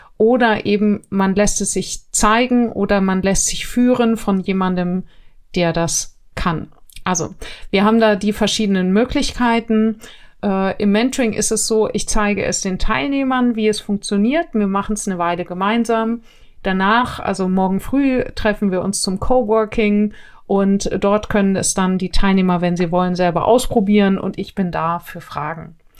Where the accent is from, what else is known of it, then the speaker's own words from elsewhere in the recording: Neubiberg, Bavaria, Germany; wo ich herkomme, äh, Neubiberg, wirklich mini kleines Kraft bei München